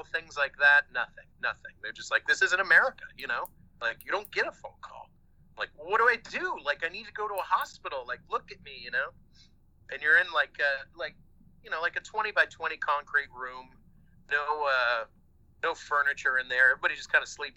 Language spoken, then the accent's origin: English; California, United States; born in fucking California